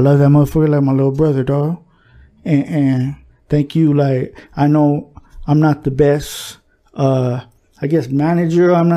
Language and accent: English; El Monte, California, United States; the city of Monte. You know what I mean? My city, my hometown